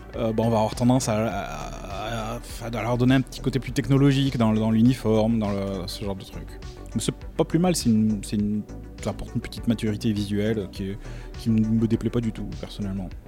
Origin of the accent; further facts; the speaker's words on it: France; je suis français